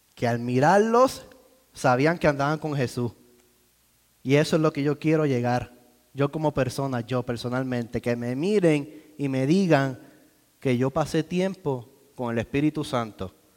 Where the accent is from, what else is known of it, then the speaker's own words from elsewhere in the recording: Puerto Rico; now in United States; soy boricua. y hablamos distinto.